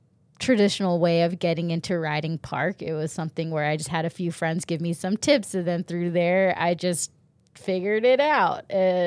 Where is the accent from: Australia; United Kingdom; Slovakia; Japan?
Japan; born there; And then not only that, I was born in Japan. So my parents, I'm not Japanese, but my parents decided to move to Japan with two kids already